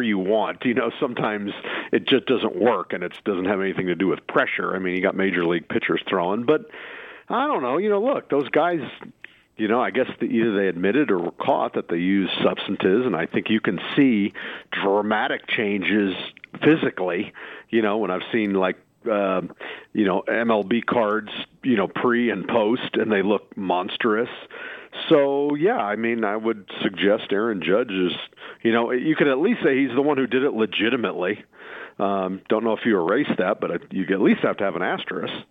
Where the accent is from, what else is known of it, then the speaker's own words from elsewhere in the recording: Phoenix, Arizona, United States; I grew up in Phoenix